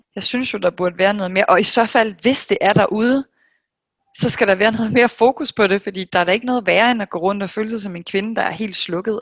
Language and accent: Danish; Denmark; moved away as an adult; also born or lived in New York, United States; her hjemme i Danmark, siden jeg kom hjem i marts